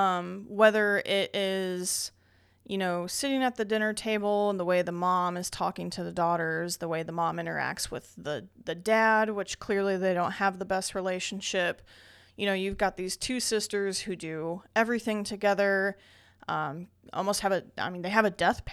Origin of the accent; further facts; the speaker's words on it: Indiana, United States; We're from Indiana, so yeah, you know this that's is how we do it.